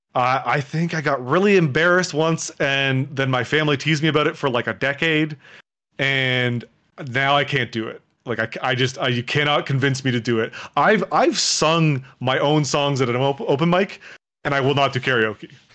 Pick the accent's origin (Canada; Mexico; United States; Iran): Canada; Toronto, Ontario; I'm from Toronto.